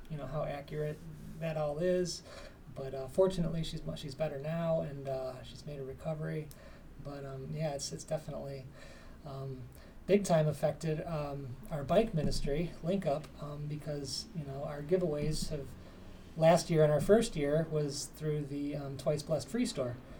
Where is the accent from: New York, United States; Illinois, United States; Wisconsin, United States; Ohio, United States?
Ohio, United States; Parma; I was born and raised in Parma, Ohio in a blizzard in 1973.